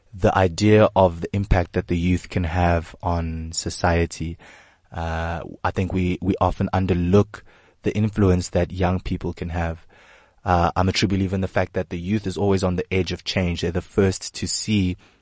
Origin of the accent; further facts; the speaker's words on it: South Africa; As a South African stand-up comedian myself